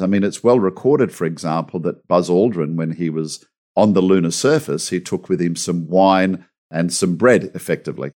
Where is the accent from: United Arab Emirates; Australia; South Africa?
Australia; I'm an Aussie.